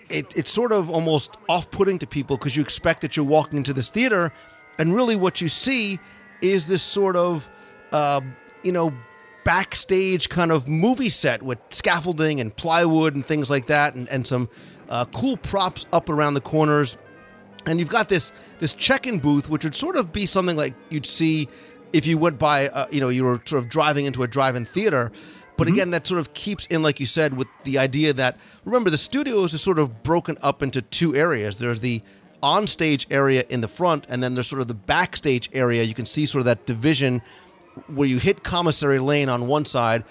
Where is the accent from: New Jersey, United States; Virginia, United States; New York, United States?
New Jersey, United States; I grew up in New Jersey in the 70s